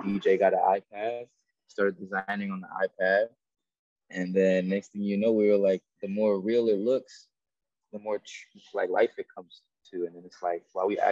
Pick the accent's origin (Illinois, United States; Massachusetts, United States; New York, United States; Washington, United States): New York, United States; now in Florida, United States; I'm from New York. I'm like the only guy from New York